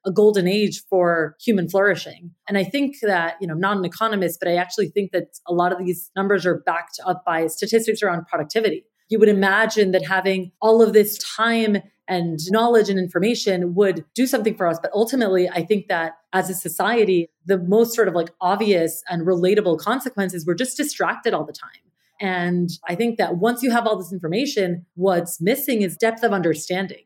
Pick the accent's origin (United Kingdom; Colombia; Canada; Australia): Colombia; I grew up in Colombia, South America, and I remember as a little girl